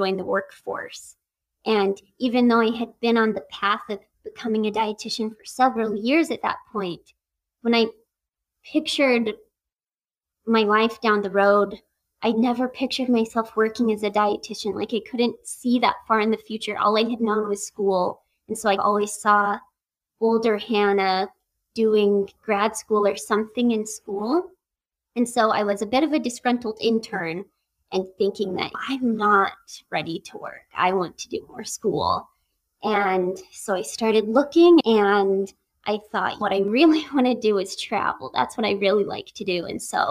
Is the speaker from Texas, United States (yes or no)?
no; Cedar City, Utah, United States; moved away as an adult; also born or lived in Edinburgh, Scotland; now in Virginia, United States; I am born and raised in Cedar City, Utah